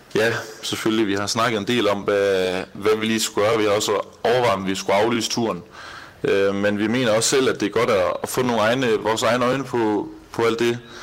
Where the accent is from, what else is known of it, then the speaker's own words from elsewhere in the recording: Denmark; moved away as an adult; now in Doha, Qatar; nu kommer vi selvfølgelig fra Danmark af